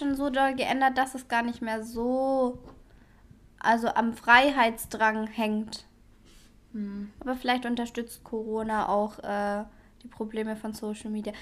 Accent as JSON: {"language": "German", "region": "Swabia", "country": "Germany", "said": "ich komme ja aus dem Schwabenland"}